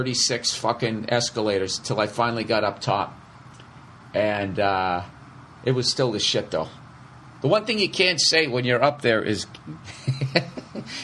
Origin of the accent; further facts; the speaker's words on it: outside of Boston, Massachusetts, United States; I grew up outside of Boston